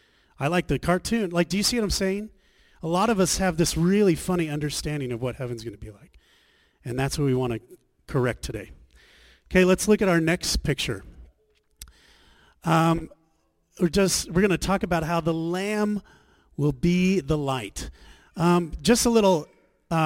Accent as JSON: {"language": "English", "country": "Australia", "also_born_or_lived": "Scottsdale, Arizona", "moved": "yes", "said": "we're from Australia"}